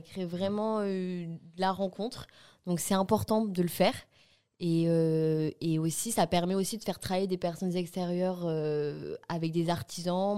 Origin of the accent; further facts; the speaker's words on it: Bordeaux, Nouvelle-Aquitaine, France; On a fait notre scolarité ensemble à Grand-Lebrun à Bordeaux